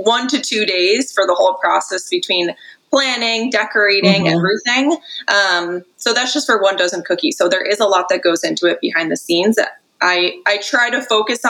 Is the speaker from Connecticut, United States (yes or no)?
yes; Connecticut, United States; I'm from Connecticut, yeah.